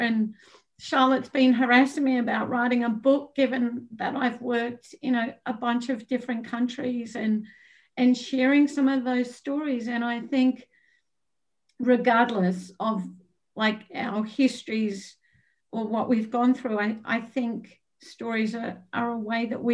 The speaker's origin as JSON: {"language": "English", "country": "Australia", "moved": "yes", "said": "I'm Australian"}